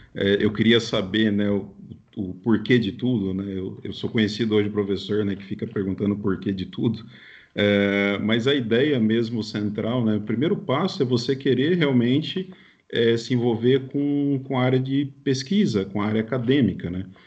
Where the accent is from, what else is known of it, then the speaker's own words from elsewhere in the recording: interior of São Paulo, Brazil; eu nem era, na verdade, de São Paulo, eu sou do interior de São Paulo